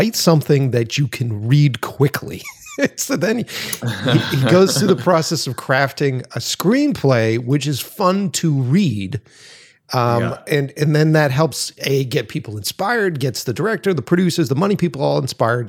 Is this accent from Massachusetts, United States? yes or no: yes; Boston, Massachusetts, United States; moved away as an adult; now in Los Angeles, United States; I'm originally from Boston. I just moved out here to Los Angeles